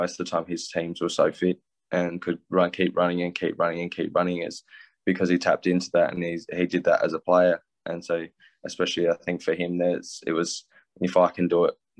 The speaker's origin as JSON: {"language": "English", "country": "Australia", "tie": "born or raised there", "said": "growing up in Australia"}